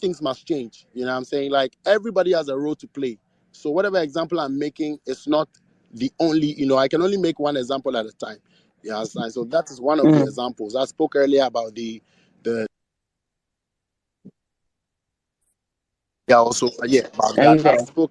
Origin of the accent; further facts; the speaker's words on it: Ghana; all of us as a people, all of us as Ghanaians